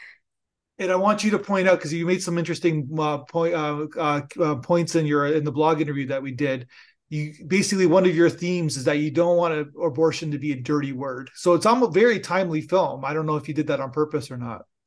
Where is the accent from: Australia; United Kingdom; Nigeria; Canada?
Canada; I'm Canadian